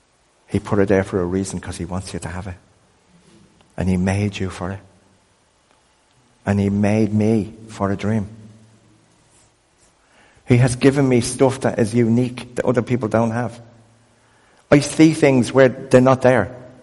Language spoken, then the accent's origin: English; Crumlin, County Dublin, Ireland; I grew up in a world that said that we were useless because we were poor and from Crumlin.